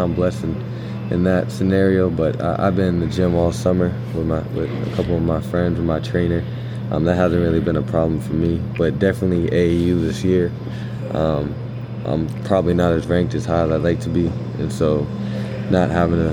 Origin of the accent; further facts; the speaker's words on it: Somerville, Massachusetts, United States; I'm from Somerville, Massachusetts